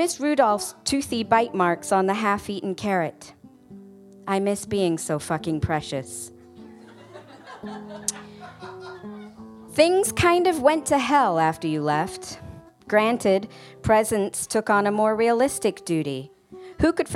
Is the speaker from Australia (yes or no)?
no; United Kingdom; moved away; we're British.